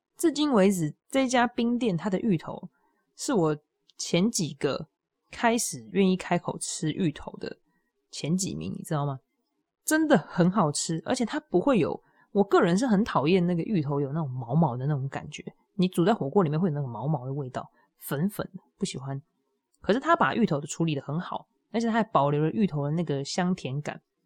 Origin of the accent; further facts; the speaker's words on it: Hualien County, Taiwan; moved away; 我第一个想要回去踏青的地方就是我的家乡，就是花莲。就我们，我的爸爸的家里在那里啊，对我来说那就是家乡